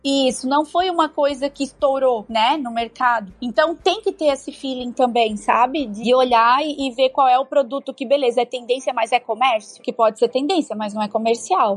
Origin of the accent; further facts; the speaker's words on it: Brusque, Santa Catarina, Brazil; Eu sou de Brusque, então todo mundo conhece porque Brusque é Brusque, né? A gente fala tudo no X, então é bem sotaque